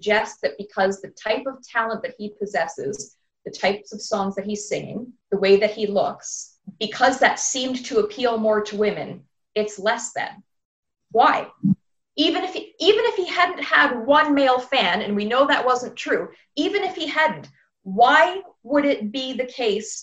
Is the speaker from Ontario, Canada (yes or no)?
yes; Ontario, Canada; I'm from Canada